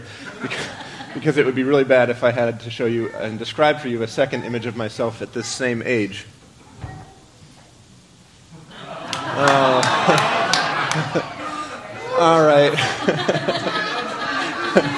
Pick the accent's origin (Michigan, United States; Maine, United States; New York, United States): Maine, United States; moved away; I was from Maine